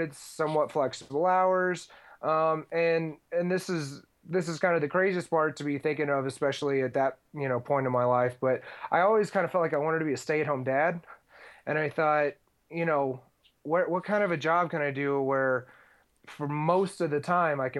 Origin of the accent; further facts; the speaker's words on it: Houston, Texas, United States; I am from Texas originally. I grew up in Houston